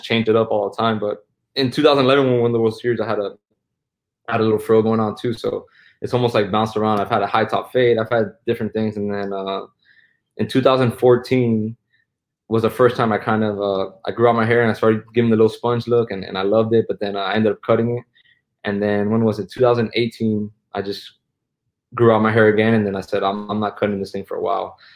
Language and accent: English; Miami, Florida, United States; growing up in Miami